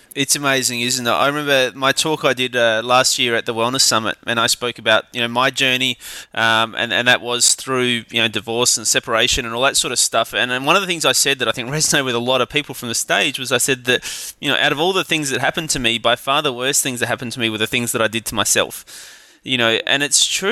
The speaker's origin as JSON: {"language": "English", "town": "Adelaide", "region": "South Australia", "country": "Australia", "tie": "born or raised there", "said": "from my hometown of Adelaide"}